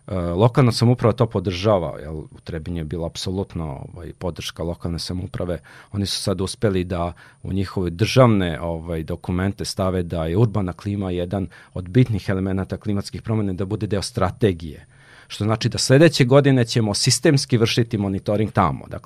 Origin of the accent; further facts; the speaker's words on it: Serbia; Ovde u, kod nas u Srbiji